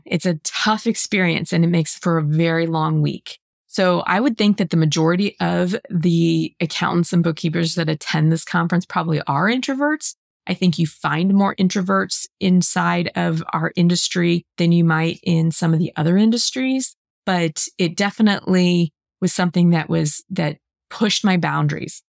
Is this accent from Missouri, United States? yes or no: yes; St. Louis, Missouri, United States; my hometown. So it was here in Saint Louis.